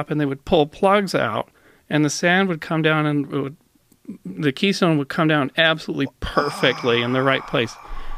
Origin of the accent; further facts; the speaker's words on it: Canada; I'm a Canadian